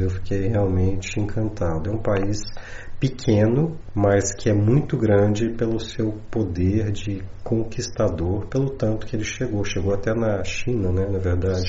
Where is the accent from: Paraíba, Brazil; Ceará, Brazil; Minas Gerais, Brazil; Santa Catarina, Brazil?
Minas Gerais, Brazil; now in São Paulo, Brazil; eu sou mineiro, moro em São Paulo, mas eu sou mineiro lá de Minas Gerais